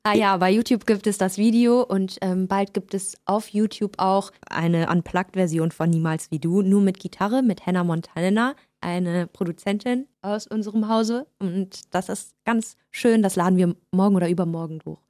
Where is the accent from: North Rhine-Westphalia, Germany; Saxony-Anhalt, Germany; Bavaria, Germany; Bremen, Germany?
North Rhine-Westphalia, Germany; Düsseldorf; first language German; moved away as an adult; now in Berlin, Germany; Ja, also ich bin deutsch-persisch, deshalb Orient und äh, in Düsseldorf geboren. Bin vor fünf Jahren nach Berlin gezogen